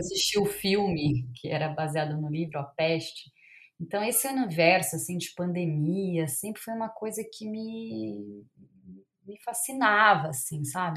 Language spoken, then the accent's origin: Portuguese; Campinas, São Paulo, Brazil; Eu sou de Campinas, voltei pra Campinas